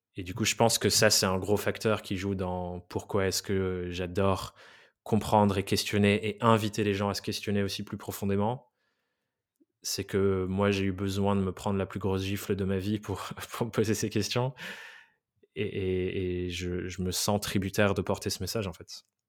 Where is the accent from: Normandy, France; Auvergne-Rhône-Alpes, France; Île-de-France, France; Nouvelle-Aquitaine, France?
Nouvelle-Aquitaine, France; Dordogne; moved away as an adult; also born or lived in England; now in Paris, France; je viens, de Dordogne. J'ai été dans un des pires collèges-lycées d'Aquitaine